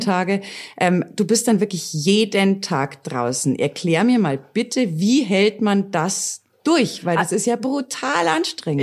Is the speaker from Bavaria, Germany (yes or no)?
yes; Bavaria, Germany; das gehört ja zu unseren bayerischen Traditionen mit dazu